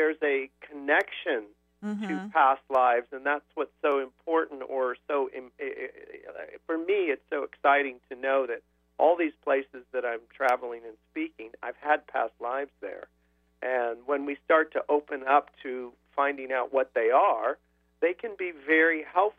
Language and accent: English; United States; from America